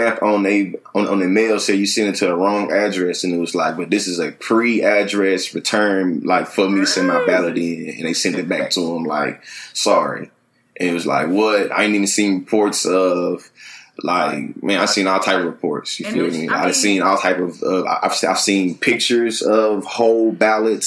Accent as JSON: {"language": "English", "town": "Bryan", "region": "Texas", "country": "United States", "tie": "born or raised there", "moved": "as an adult", "lives_now": "Oklahoma, United States", "said": "I'm from Bryan, Texas"}